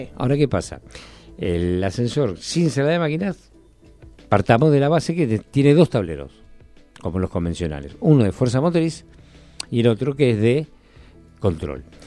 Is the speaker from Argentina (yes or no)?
yes; Argentina; en Argentina y en lo que es eh, Latinoamérica somos muy tradicionalistas